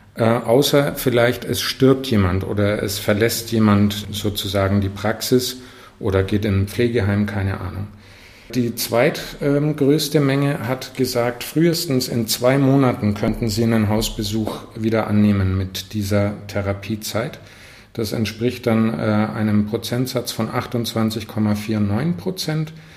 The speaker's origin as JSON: {"language": "German", "region": "Northern Germany", "country": "Germany", "moved": "yes", "lives_now": "Fürth, Germany", "said": "als Norddeutscher"}